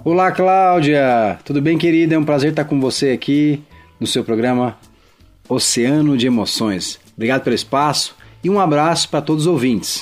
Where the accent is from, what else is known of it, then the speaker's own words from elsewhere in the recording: Campo Grande, Mato Grosso do Sul, Brazil; also born or lived in São Paulo; em Campo Grande, Mato Grosso do Sul, terra que eu chamo de minha, fui criado lá, embora tenha nascido em São Paulo.